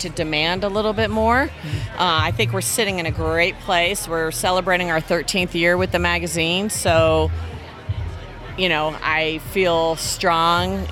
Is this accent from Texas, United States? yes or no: yes; Texas, United States; also born or lived in San Francisco; now in Reno, United States; I'm technically a Texan.